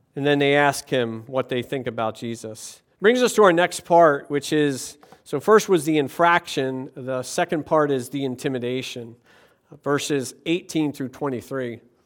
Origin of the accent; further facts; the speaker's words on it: Levittown, Pennsylvania, United States; the town over from my hometown in Levittown, Pennsylvania